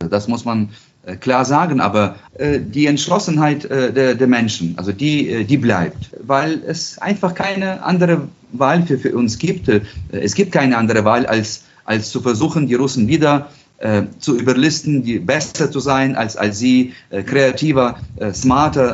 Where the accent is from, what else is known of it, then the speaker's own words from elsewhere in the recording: Ukraine; als Europäer als Ukrainer